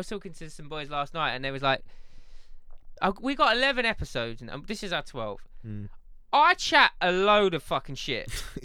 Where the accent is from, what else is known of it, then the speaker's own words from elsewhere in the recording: Essex, East of England, United Kingdom; I am from Essex. Big up the Essex gang, big up the East London gang.